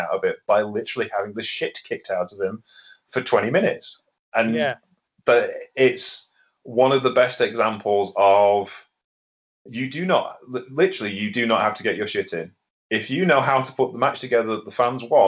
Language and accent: English; Lincolnshire, East Midlands, United Kingdom; in Lincolnshire, the land of, you know, Anglo-Saxons and Irish people like me